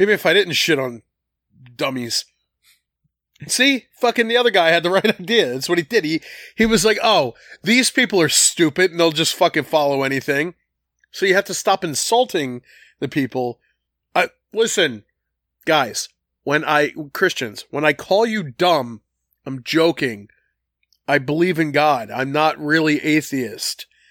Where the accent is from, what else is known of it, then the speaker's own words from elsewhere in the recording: Collingdale, Pennsylvania, United States; we grew up on Wayne Avenue and Collingdale